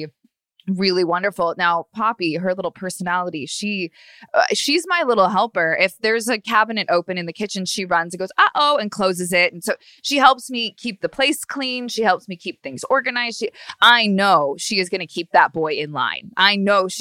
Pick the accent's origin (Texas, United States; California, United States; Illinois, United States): California, United States; Long Beach; now in Los Angeles, United States; I'm from Long Beach, Orange County, which is really sort of a whole different atmosphere.